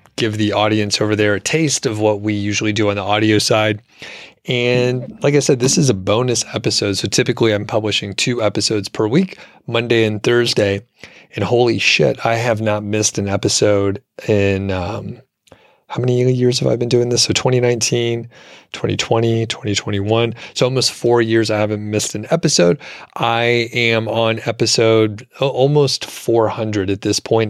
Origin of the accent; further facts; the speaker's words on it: the South, United States; moved away; also born or lived in Bozeman, Montana; I'm from the South